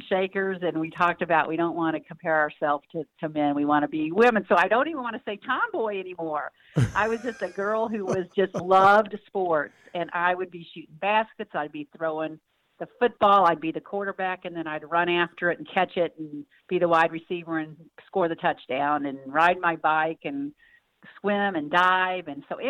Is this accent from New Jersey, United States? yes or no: no; North Kansas City, Missouri, United States; Yeah, well, I was North Kansas City, and I was, I call it the good old days, you know, just such fond memories